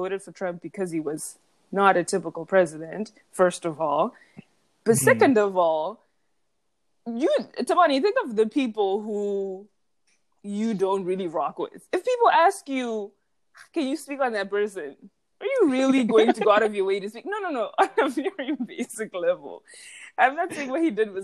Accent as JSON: {"language": "English", "country": "Zimbabwe", "tie": "born or raised there", "also_born_or_lived": "Austin, Texas, United States", "moved": "yes", "lives_now": "New York, United States", "said": "I grew up in Zimbabwe"}